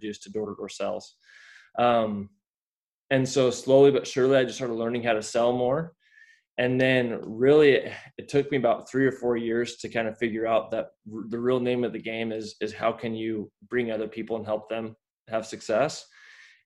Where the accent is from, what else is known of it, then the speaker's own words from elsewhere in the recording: Layton, Utah, United States; I grew up in Layton, Utah